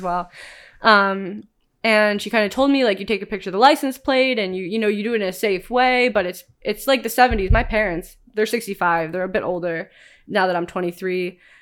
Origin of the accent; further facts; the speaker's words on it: Cleveland, Ohio, United States; moved away as an adult; now in San Diego, United States; growing up in Cleveland, Ohio